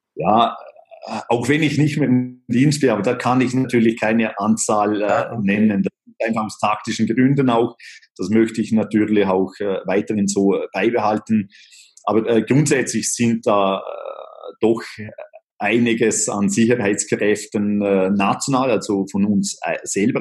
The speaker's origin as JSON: {"language": "German", "country": "Liechtenstein", "tie": "born or raised there", "said": "aufgewachsen äh, bin ich in äh, Liechtenstein"}